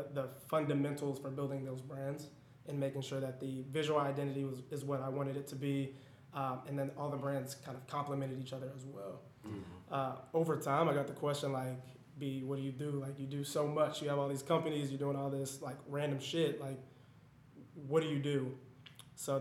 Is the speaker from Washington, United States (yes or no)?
no; Denver, Colorado, United States; moved away as an adult; also born or lived in Atlanta, Georgia; where I'm from Denver, Colorado